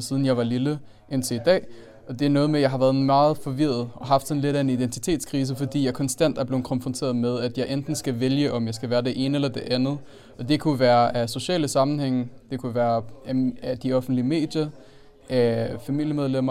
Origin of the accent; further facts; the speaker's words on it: Denmark; also born or lived in Aalborg; jeg er født og opvokset i Danmark, men jeg har en anden multikulturel baggrund